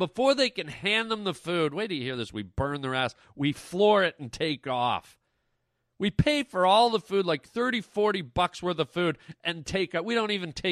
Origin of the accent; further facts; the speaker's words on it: Canada; my hometown of Canada